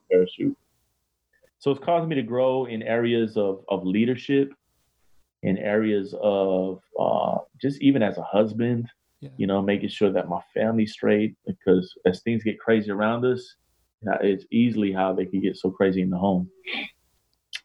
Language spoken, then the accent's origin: English; Miami, Florida, United States; grew up in South Florida, Floridian, me and my wife from Florida. I grew up in Miami